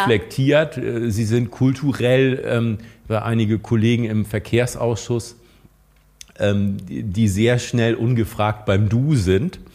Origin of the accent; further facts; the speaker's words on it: Schleswig-Holstein, Germany; wir als Schleswig-Holsteiner